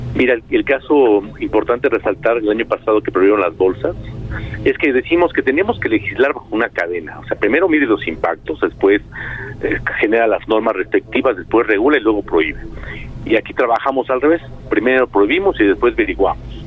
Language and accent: Spanish; Mexico